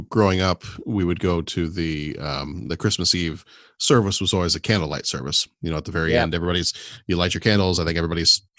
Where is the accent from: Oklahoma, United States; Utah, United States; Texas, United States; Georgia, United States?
Texas, United States; I actually have to say not necessarily, really? Because I grew up in Texas.